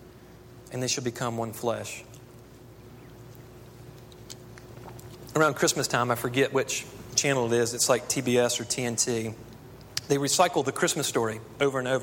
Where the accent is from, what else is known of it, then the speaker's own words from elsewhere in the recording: Texas, United States; I grew up in Texas